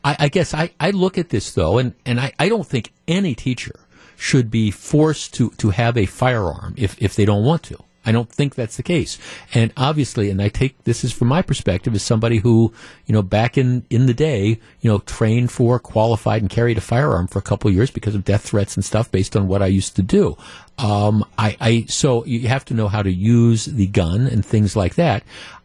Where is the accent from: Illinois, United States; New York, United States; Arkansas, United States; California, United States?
Illinois, United States; I'm from the Chicago suburbs. I'm a female.